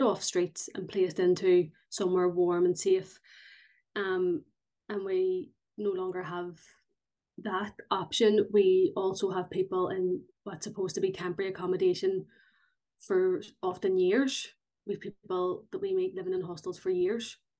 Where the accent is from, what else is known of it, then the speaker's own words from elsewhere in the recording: Belfast, Northern Ireland, United Kingdom; I'm from North Belfast